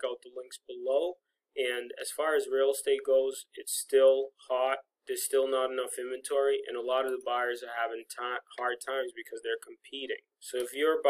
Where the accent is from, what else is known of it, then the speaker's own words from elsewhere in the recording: Massachusetts, United States; Michelle and I grew up in Massachusetts